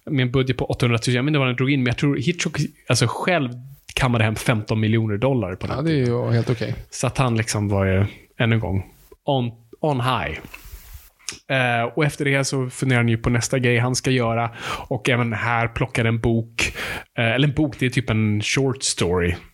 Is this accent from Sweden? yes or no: no; Finland; jag är finsk.